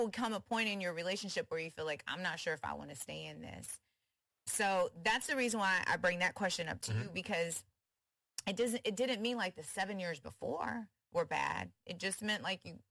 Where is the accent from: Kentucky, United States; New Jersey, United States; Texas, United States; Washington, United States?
Texas, United States; Houston; I'm from Houston